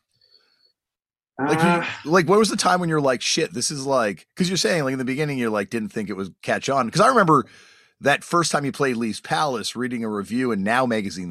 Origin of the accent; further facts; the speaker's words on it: Toronto, Ontario, Canada; we're from Toronto